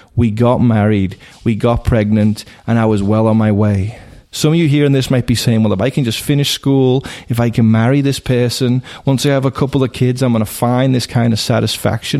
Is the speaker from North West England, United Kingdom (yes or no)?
yes; Liverpool, North West England, United Kingdom; now in United States; I was raised in Liverpool, England.